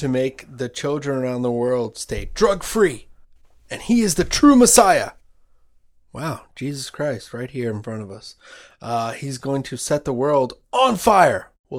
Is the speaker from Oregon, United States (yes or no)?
no; Oklahoma, United States; Oh, Oklahoma. I'm sorry.